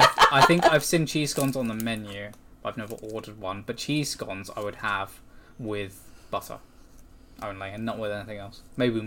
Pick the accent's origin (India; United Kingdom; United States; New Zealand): United Kingdom; England; We're English